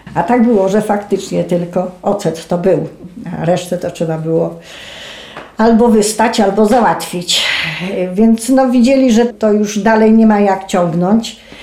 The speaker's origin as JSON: {"language": "Polish", "town": "Starachowice", "region": "Świętokrzyskie Voivodeship", "country": "Poland", "said": "U nas w Starachowicach"}